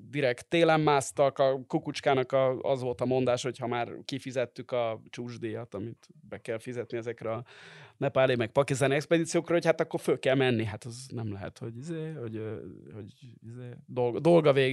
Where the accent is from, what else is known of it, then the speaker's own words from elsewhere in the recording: Hungary; majd én mondom, hogy magyar vagyok